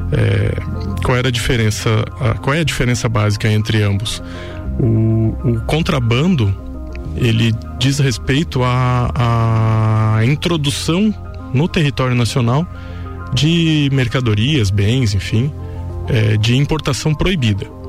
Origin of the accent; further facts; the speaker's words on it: Lages, Santa Catarina, Brazil; also born or lived in Rio do Sul / Blumenau / Caçador; eu sou nascido aqui em Lages, né? Sou natural de Lages, cria da terra. É, vivi e, e, cresci a minha vida toda aqui